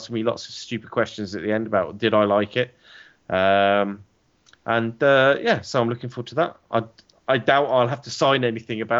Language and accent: English; England, United Kingdom; an Englishman.